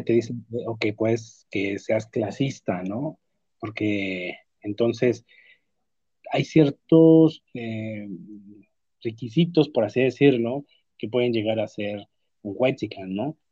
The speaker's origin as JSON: {"language": "Spanish", "country": "Mexico"}